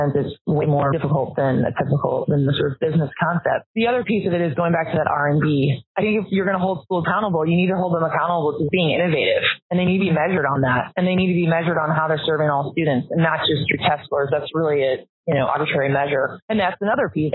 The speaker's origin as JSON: {"language": "English", "town": "St. Louis", "region": "Missouri", "country": "United States", "said": "I'm from St. Louis, which is highly segregated"}